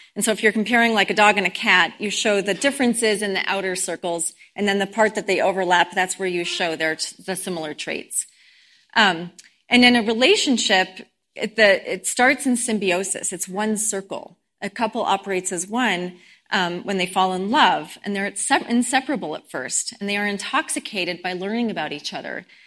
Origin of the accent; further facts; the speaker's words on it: Boulder, Colorado, United States; I grew up in Boulder